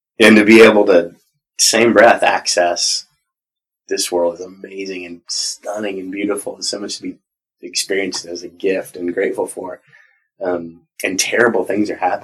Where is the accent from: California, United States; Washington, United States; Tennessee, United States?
California, United States; Southern; I grew up in Southern California.